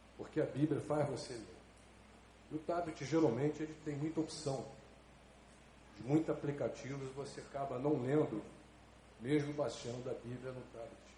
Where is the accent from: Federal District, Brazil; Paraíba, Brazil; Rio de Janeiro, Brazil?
Rio de Janeiro, Brazil; Eu fui nascido no lar cristão, né, na Igreja Batista de Bangu. A minha família inteira era da igreja